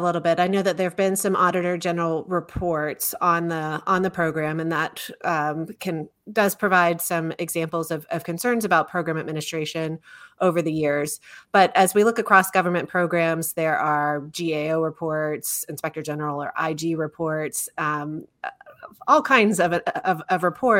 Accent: Orlando, Florida, United States; So I was reflecting back on growing up in Orlando, Florida, and I attended Orange County Public Schools

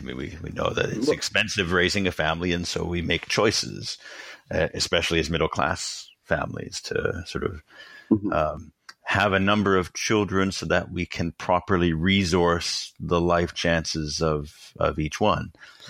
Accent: Toronto, Ontario, Canada; also born or lived in China; so I'm Canadian, right? So I've been born into sort of a liberal democratic political culture

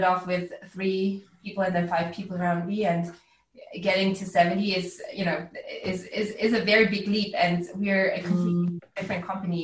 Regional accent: Austria; also born or lived in United States; now in Berlin, Germany; I grew up in Austria

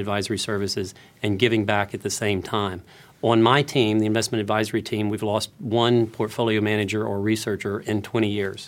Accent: Houston, Texas, United States; I come from Houston

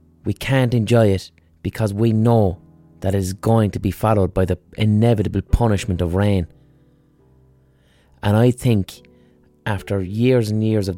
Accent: Ireland; we as Irish people

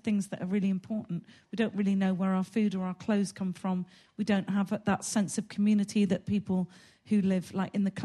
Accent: Gloucester, South West England, United Kingdom; I'm from Gloucester

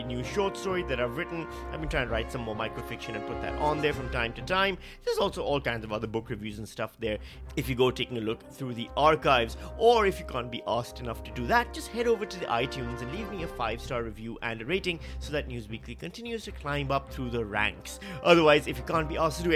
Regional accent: Pakistan; now in Australia; I'm a Pakistani

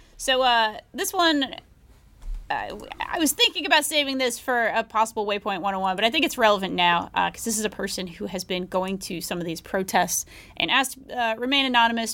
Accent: Tennessee, United States; I am a primarily self taught, Tennessee born and raised Marxist

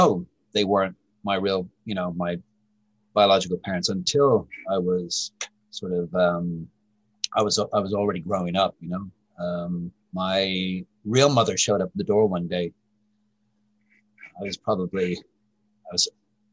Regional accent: Ireland; also born or lived in United States; I was brought up in Ireland by my maternal grandfather

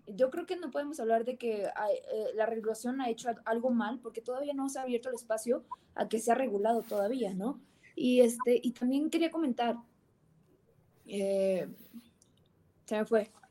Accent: Mexico

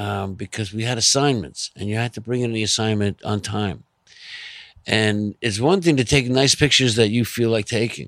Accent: Long Island, New York, United States; also born or lived in Manhattan, New York; I was born in Manhattan. I grew up on Long Island. I came back to Manhattan when I was 18, and I've been here ever since

